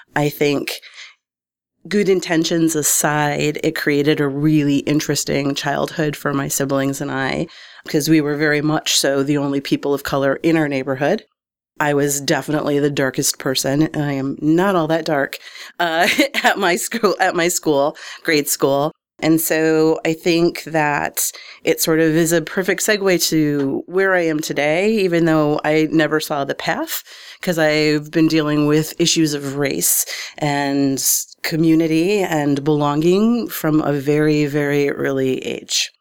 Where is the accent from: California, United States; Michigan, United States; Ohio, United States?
Michigan, United States; Detroit; moved away as an adult; also born or lived in New York; now in Omaha, United States; was born and raised in Detroit, Michigan.